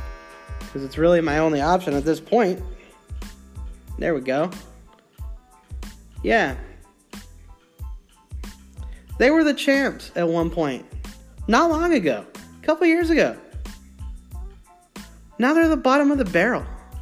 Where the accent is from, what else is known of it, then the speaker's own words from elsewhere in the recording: Central Texas, United States; I was born in the Central Texas area, so they're hometown-ish area for me.